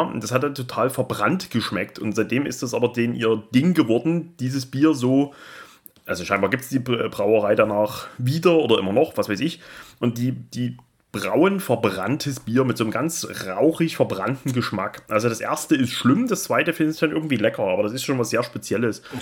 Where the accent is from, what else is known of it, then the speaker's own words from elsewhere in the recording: Austria; Wir sind aus Österreich.